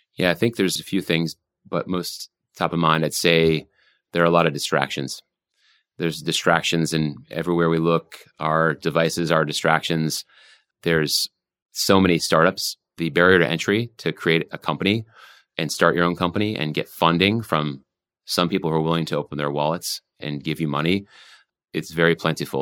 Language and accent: English; Vermont, United States; moved away; I grew up in Vermont